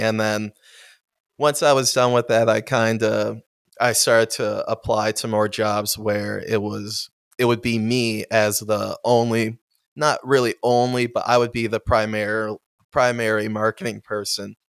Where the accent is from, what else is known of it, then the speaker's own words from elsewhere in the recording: Amherst, New York, United States; I am from Buffalo, sp- specifically Amherst